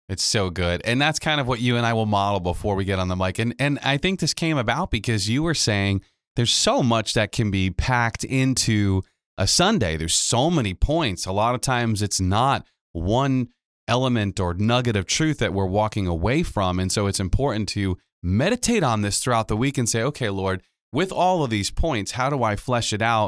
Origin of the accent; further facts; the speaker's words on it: Pawtucket, Rhode Island, United States; my, uh, hometown where I'm born and raised in Pawtucket